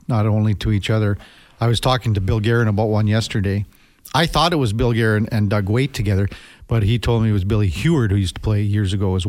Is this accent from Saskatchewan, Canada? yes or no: yes; Saskatchewan, Canada; I grew up in Saskatchewan